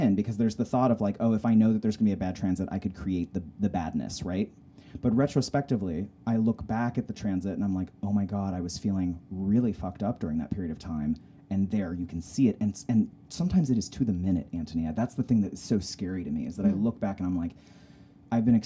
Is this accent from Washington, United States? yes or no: no; Salt Lake City, Utah, United States; also born or lived in Humboldt County, California; I grew up in Salt Lake City, Utah